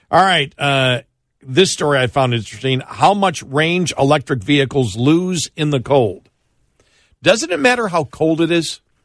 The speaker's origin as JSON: {"language": "English", "town": "Buffalo", "region": "New York", "country": "United States", "tie": "born or raised there", "moved": "yes", "lives_now": "Dallas, United States", "said": "when I grew up in Buffalo"}